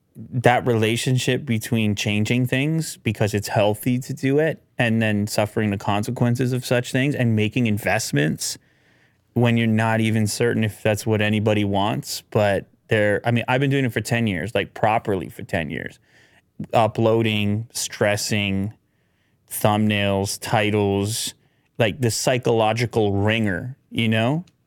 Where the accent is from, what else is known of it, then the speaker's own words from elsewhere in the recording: Canada; being a Canadian in the media business